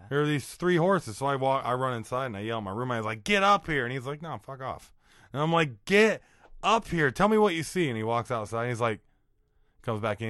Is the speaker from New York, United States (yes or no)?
no; Iowa, United States; I'm from Iowa